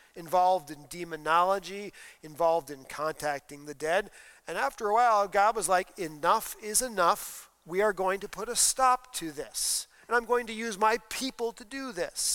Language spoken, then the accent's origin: English; East Coast, United States; now in Iowa, United States; I grew up on the East Coast. In the East Coast, Halloween was much darker than it is here in the Midwest.